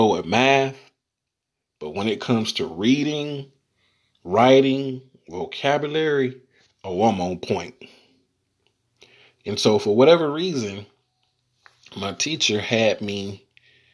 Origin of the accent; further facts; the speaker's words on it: the South, United States; I am from the South, born and raised.